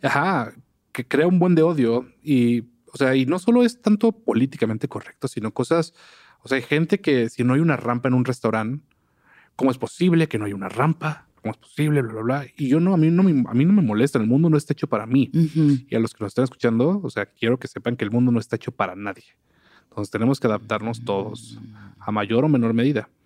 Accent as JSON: {"language": "Spanish", "town": "Papantla", "region": "Veracruz", "country": "Mexico", "tie": "born or raised there", "said": "yo nací en Papantla"}